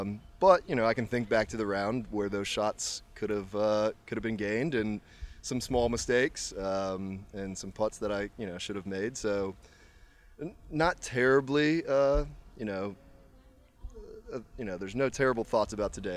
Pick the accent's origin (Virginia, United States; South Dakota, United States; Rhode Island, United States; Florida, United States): Virginia, United States; Charlottesville; now in Richmond, United States; I'm from Charlottesville, Virginia, and I now live in Richmond.